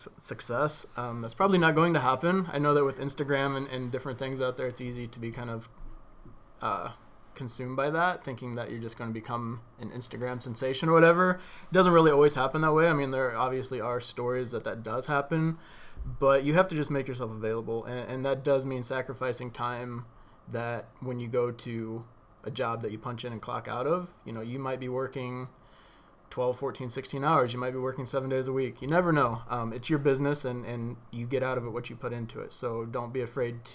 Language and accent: English; Greenville, United States; this is my hometown